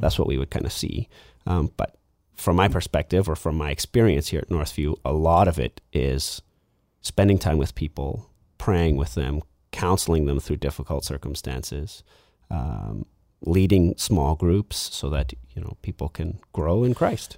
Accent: Lower Mainland, British Columbia, Canada; also born or lived in Vancouver / Abbotsford; I grew up in the Lower Mainland.

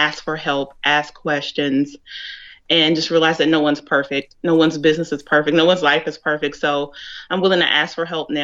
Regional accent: Dallas, Texas, United States; I'm originally from the Dallas area.

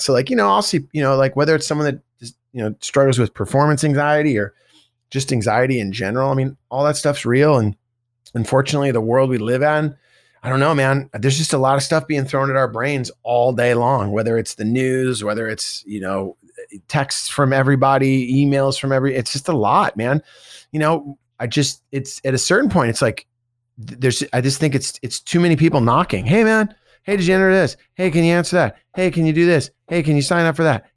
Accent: Bay Area, California, United States; I grew up in the Bay Area.

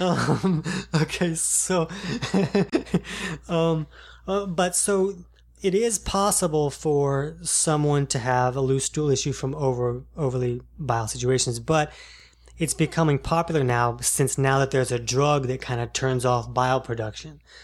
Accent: Jacksonville, United States; I'm from Jacksonville

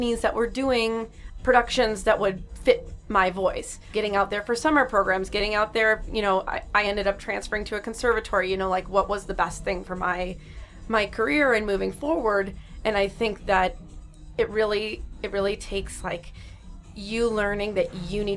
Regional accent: Coon Rapids, Minnesota, United States; now in Chicago, United States; I grew up in Coon Rapids, Minnesota

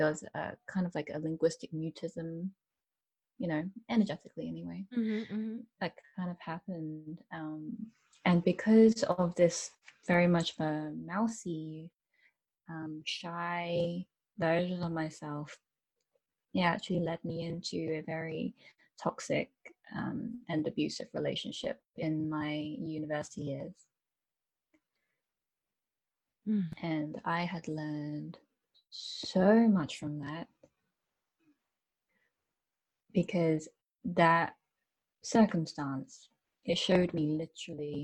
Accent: United Kingdom; I am British born Chinese. So I've always lived in the UK

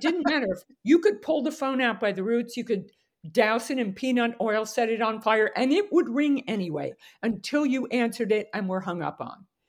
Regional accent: Westchester, New York, United States; I was born in New York, New York, and raised in Westchester

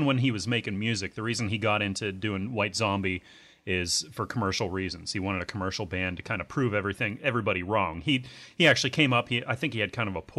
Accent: Pittsburgh, Pennsylvania, United States; I'm from Pittsburgh

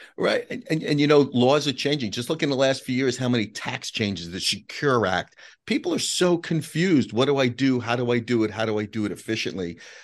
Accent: New York City, New York, United States; we grew up in Whitestone, Queens

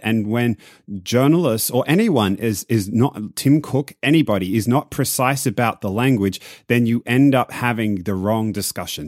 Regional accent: Australia; moved away; I'm Australian

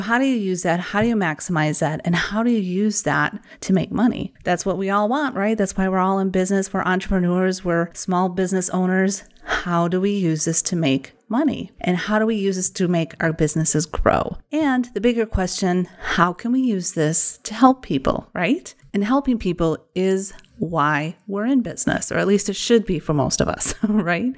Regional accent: Wisconsin, United States; accent: Wisconsin; my Wisconsin accent

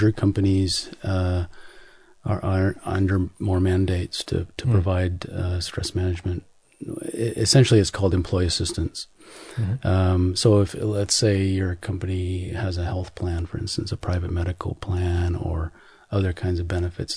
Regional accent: Seattle, Washington, United States; Seattle, which is actually just south of Vancouver, BC

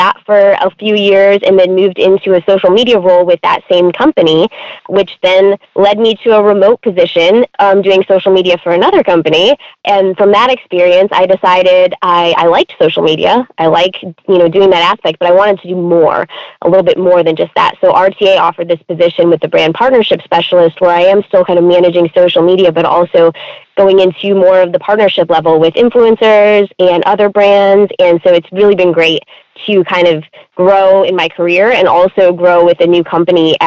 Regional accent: Michigan, United States; moved away as an adult; also born or lived in Florida; now in Knoxville, United States; I grew up in Michigan, lived there for 30 years

